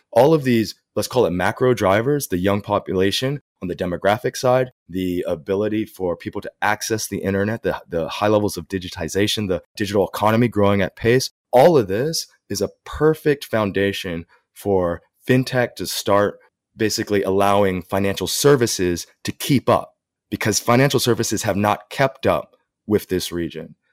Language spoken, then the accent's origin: English; Texas, United States; moved away as an adult; also born or lived in New York / Hong Kong / China / India; now in Singapore; I'm originally from Texas